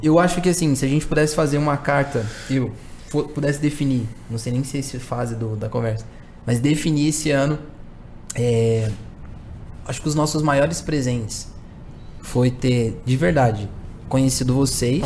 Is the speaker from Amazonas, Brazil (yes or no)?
no; São Paulo, Brazil; Eu sou um jovem de quebrada cresci na Zona Norte aqui de São Paulo